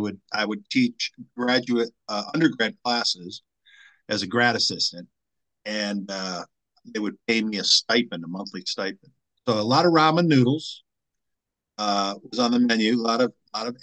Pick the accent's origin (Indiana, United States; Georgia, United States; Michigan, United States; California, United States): Michigan, United States; Detroit; moved away as an adult; also born or lived in South Carolina; I'm from Detroit.